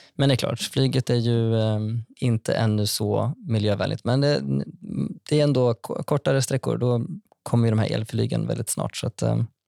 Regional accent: Vara, Västra Götaland, Sweden; also born or lived in Skara; now in Stockholm, Sweden; Jag kommer från Vara i Västra Götaland

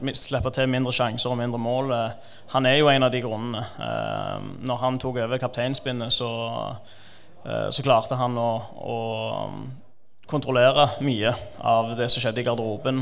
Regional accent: Stavanger, Rogaland, Norway; also born or lived in Iran; kom til Norge da jeg var tre år, og har stort sett bodd der hele livet utenom når jeg studerte

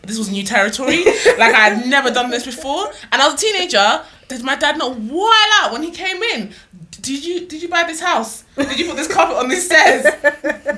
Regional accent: London, United Kingdom; I lived quite a bit away from Chiswick.

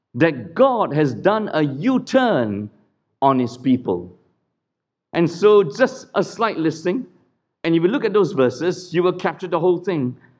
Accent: Singapore; Singapore is a clean country, do not be fooled. We are a cleaned country.

